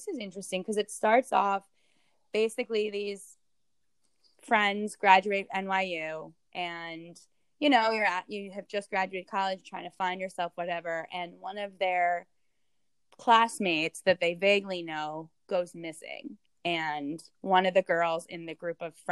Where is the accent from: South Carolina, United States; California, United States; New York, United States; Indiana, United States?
New York, United States; New York City; as obviously a New Yorker